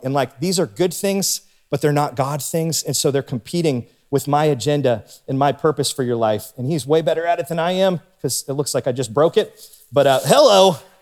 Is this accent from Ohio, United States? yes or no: yes; Warren, Ohio, United States; now in Canfield, United States; I grew up in Warren. It was my hometown